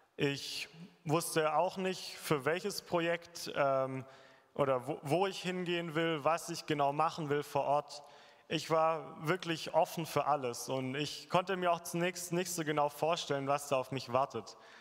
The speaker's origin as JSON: {"language": "German", "country": "Germany", "said": "bei uns in Deutschland"}